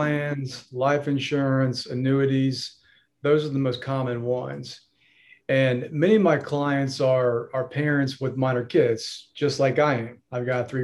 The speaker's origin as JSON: {"language": "English", "town": "Greenville", "region": "South Carolina", "country": "United States", "also_born_or_lived": "Charleston / Denver", "said": "I'm a lawyer in the Greenville area"}